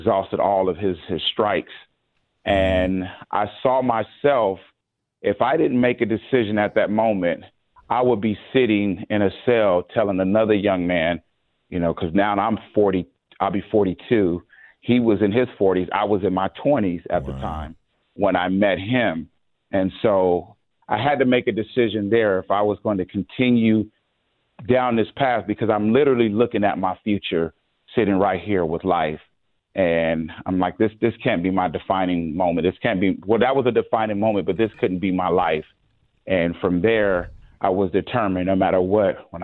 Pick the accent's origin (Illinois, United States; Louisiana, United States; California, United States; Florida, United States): California, United States; San Diego; I grew up in San Diego